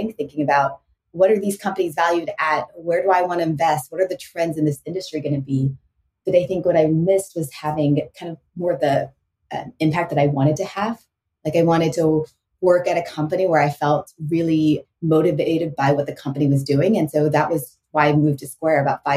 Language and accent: English; Houston, Texas, United States; moved away as an adult; also born or lived in St. Louis; growing up in Houston, Texas